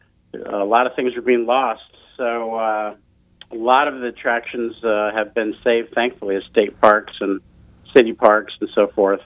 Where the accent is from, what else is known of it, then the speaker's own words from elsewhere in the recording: Delray Beach, Florida, United States; also born or lived in Pensacola, Florida; I grew up in Delray Beach and Boynton Beach, Florida.